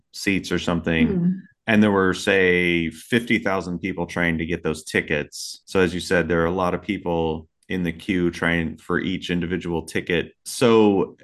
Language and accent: English; Kansas, United States; As a native Kansan